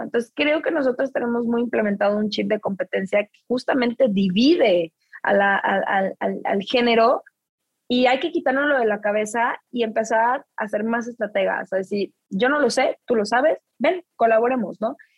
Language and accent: Spanish; Mexico; now in New York, United States; solo soy una mexicana en Nueva York